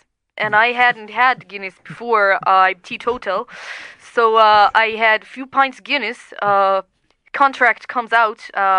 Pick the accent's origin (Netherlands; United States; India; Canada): Netherlands; The Netherlands, sort